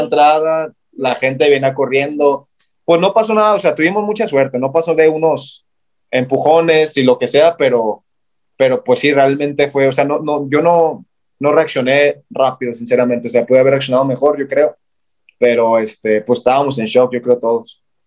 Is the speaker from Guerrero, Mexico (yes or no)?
no; Guadalajara, Jalisco, Mexico; Y yo, de Guadalajara